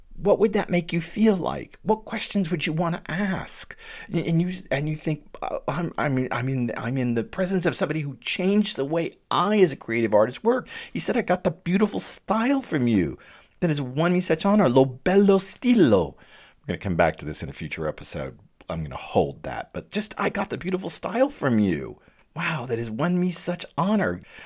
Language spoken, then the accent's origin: English; United States; I'm an American